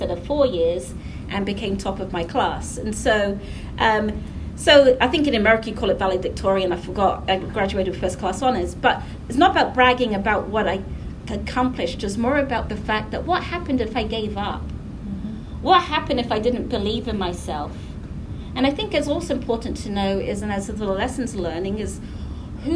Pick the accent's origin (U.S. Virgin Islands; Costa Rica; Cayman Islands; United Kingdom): United Kingdom; England; moved away as an adult; also born or lived in Caribbean / Savannah, Georgia / Nashville / Indiana; now in Raleigh, United States; when I was growing up in England